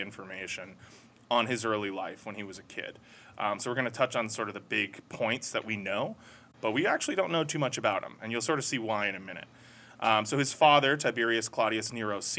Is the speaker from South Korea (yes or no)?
no; United States; especially as an American